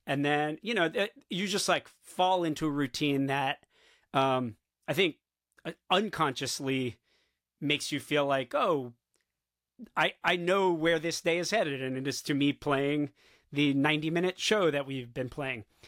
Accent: South Florida, United States; now in New York City, United States; I grew up in South Florida

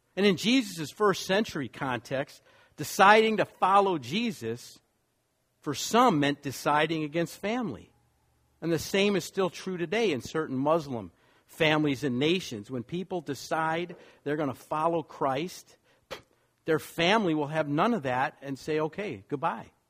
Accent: Wisconsin, United States; moved away; also born or lived in New York / Los Angeles; I grew up in Wisconsin

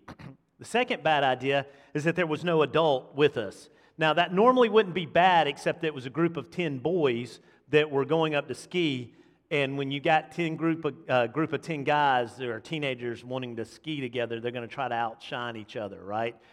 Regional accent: Montgomery, Alabama, United States; We grew up in Montgomery, or my family was in Montgomery, so we being the boys, the … boys, grew up in Montgomery

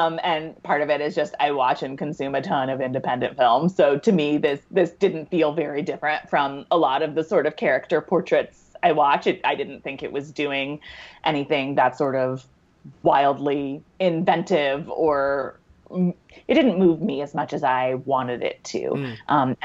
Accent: United States; also born or lived in New Jersey / New York City; I grew up in New Jersey and in New York City

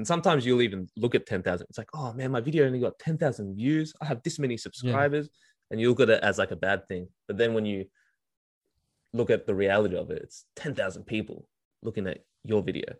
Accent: Melbourne, Victoria, Australia; Because I grew up in Australia, so we, dude, especially in Melbourne, it's

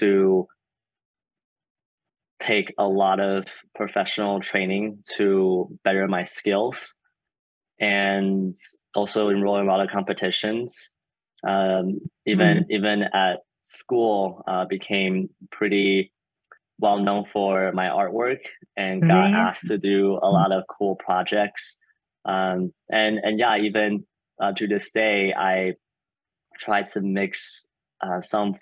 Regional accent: Taiwan; I grew up in Taiwan

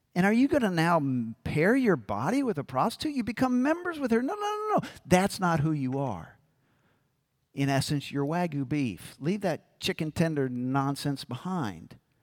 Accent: New Orleans, Louisiana, United States; I'm from New Orleans

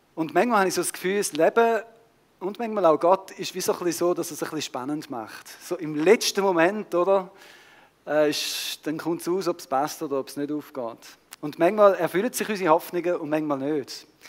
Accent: Switzerland; unsere Schweizer Kultur

